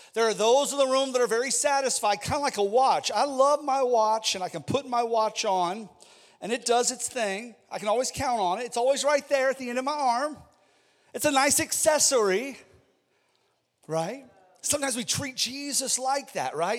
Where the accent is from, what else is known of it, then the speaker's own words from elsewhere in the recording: Ohio, United States; I'm from Ohio, and we had steel plants where I, I grew up